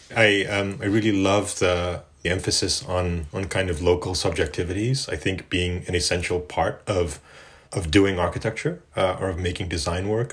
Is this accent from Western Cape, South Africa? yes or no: no; Johannesburg, Gauteng, South Africa; moved away; growing up in South Africa in Johannesburg